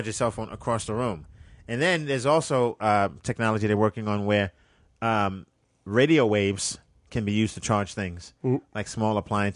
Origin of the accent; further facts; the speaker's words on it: New York City, New York, United States; I'm from Brooklyn